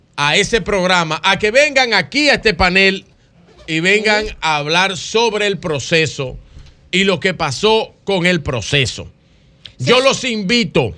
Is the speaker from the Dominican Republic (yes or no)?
yes; Dominican Republic